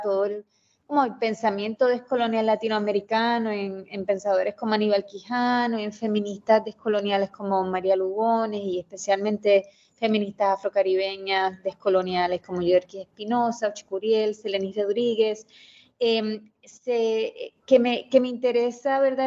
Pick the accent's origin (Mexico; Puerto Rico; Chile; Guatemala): Puerto Rico; Mayagüez; Yo eh, soy de Mayagüez, Puerto Rico. Eh, me crié allá